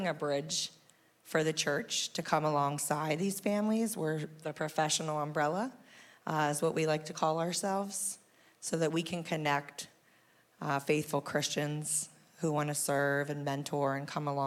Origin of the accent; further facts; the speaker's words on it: Perry County, Newport Millerstown area, Pennsylvania, United States; moved away as an adult; I am from Perry County originally, Newport Millerstown area